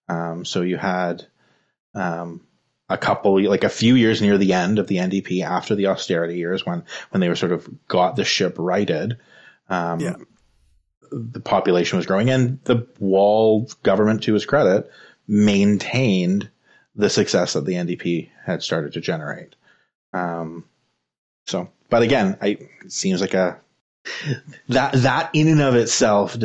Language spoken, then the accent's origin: English; Ontario, Canada; now in Saskatchewan, Canada; I grew up in Ontario